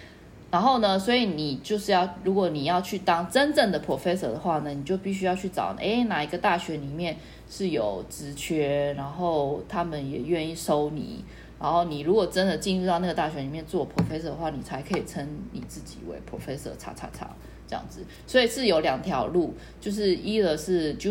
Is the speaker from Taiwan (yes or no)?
yes; Taiwan; now in Berlin, Germany; 那我可以说啊，我是从台湾来的呢，然后说，可是你这十四年都在柏林呢